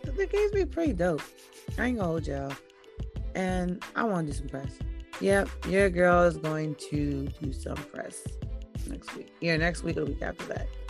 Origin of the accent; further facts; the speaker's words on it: New York, United States; I'm from New York